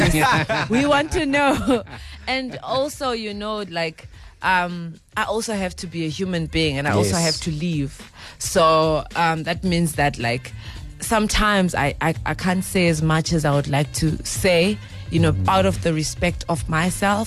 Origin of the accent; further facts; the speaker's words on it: Zimbabwe; I grew up in Zimbabwe. I'm originally from Zimbabwe.